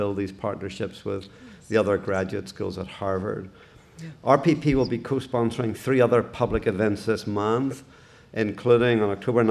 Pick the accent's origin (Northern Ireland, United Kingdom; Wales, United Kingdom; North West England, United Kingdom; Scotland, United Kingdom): Northern Ireland, United Kingdom; Belfast; growing up in Belfast when things really started to deteriorate in the late 1960s, early 1970s